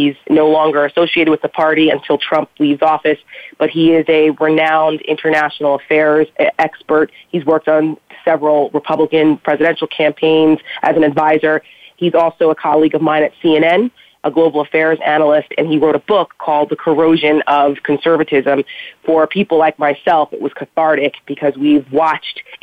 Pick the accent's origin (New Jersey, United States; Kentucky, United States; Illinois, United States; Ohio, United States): New Jersey, United States; I'm from Jersey, so I'm just naturally outspoken